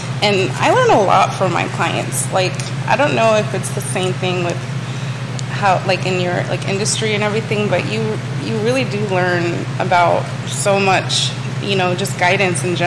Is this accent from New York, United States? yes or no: yes; Copiague, New York, United States; now in Charlottesville, United States; I was born in Long Island.